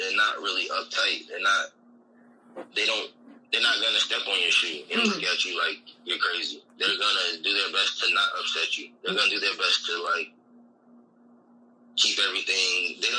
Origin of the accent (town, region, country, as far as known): United States; moved away as an adult; now in Bangkok, Thailand